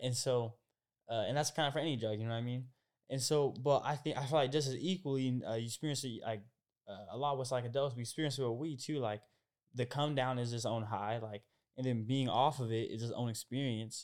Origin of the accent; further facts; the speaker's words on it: Portland area, Oregon, United States; moved away as an adult; now in Los Angeles, United States; I'm from Oregon and, uh, I'm, I'm kinda from the Portland area. My fifteen minutes outside of Portland, kind of a smaller town and, you know, uh, th, growing up in a smaller area